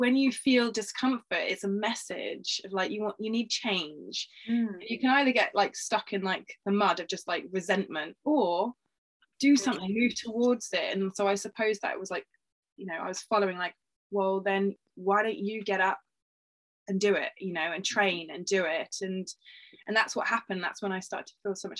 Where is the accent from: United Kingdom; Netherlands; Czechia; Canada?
United Kingdom; being like a British sort of girl or woman